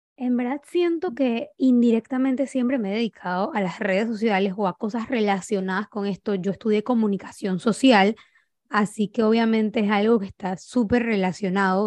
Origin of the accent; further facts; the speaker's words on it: Panama; soy panameña, tengo 29 años